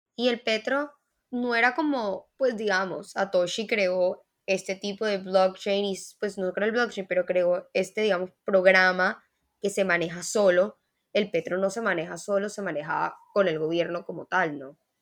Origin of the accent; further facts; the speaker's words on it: Mexico; now in Colombia; yo nací en México